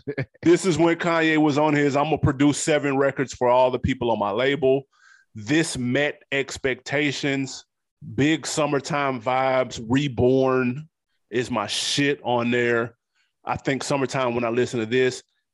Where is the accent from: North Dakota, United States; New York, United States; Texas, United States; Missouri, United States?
New York, United States; I'm from New York, though, so it's different.